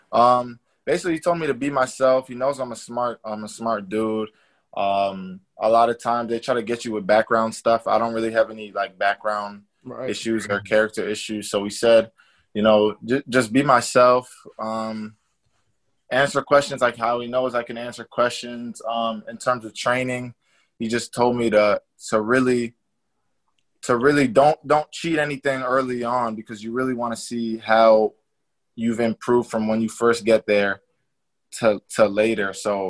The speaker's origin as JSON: {"language": "English", "region": "Massachusetts", "country": "United States", "said": "Yeah, I'm from Massachusetts. So My favorite team was the Patriots."}